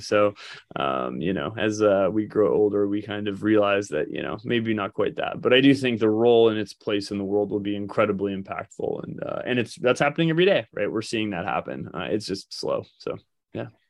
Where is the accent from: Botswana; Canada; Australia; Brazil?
Canada; moved away; also born or lived in Toronto; we're from Canada and, and, and spent a lot of, many years in Toronto